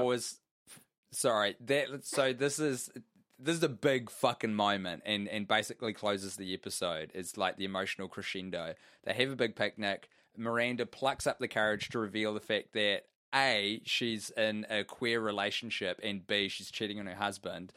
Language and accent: English; New Zealand; I'm a New Zealander